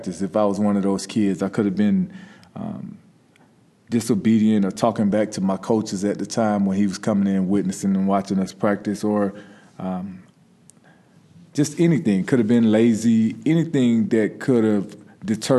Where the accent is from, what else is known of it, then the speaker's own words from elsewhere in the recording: Shellman, Georgia, United States; growing up in Shelman, Georgia